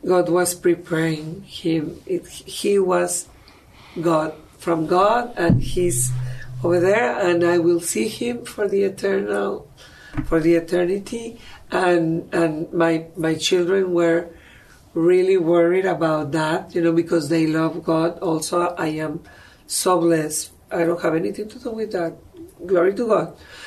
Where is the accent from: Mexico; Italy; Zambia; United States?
Mexico; moved away; I am from Mexico